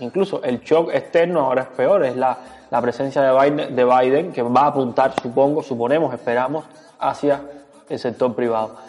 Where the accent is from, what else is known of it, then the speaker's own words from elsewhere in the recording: Cuba; porque somos cubanos